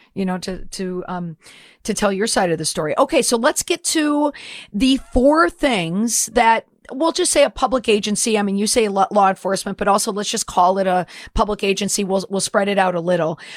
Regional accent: Minnesota, United States; I'm from Minnesota

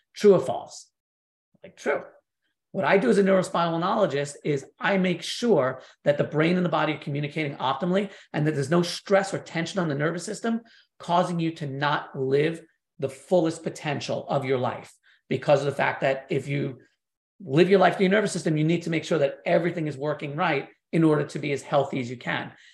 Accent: New York, United States; growing up in New York

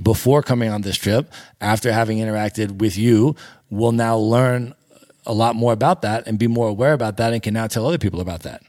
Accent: United States; as an American

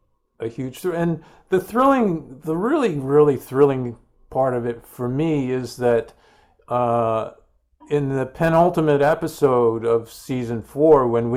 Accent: Guelph, Ontario, Canada; also born or lived in Sterling Heights, United States; because when I was a kid growing up in Guelph, Ontario, in Sterling Heights, Michigan, you'd come home from school and there'd be three channels

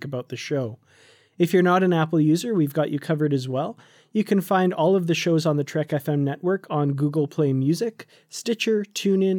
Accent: Canada; also born or lived in Korea; when I moved back to Canada from Korea

